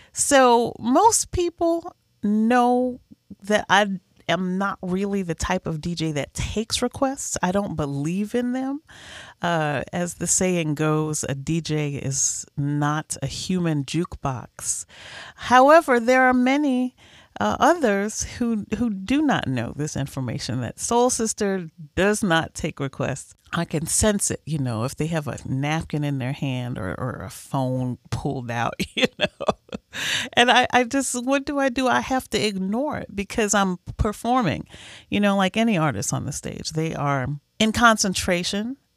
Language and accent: English; New Orleans, Louisiana, United States; I grew up here in New Orleans